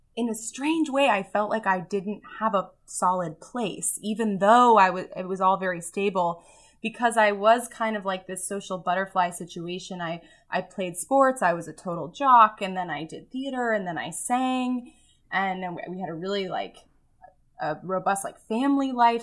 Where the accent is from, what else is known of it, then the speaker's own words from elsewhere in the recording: Mountain View, California, United States; moved away as an adult; I grew up in the San Francisco Bay Area, Mountain View, and, like, walked to elementary school, rode my bike to middle